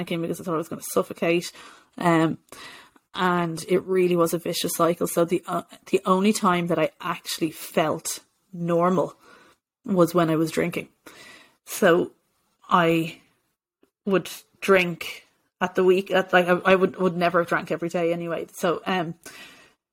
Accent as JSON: {"language": "English", "town": "Bray", "region": "County Wicklow", "country": "Ireland", "said": "I was living at home with my parents in Bray"}